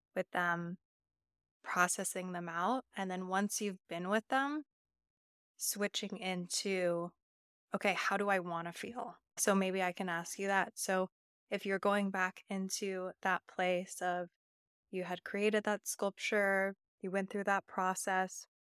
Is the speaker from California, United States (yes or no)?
yes; Napa Valley, California, United States; I grew up in the Napa Valley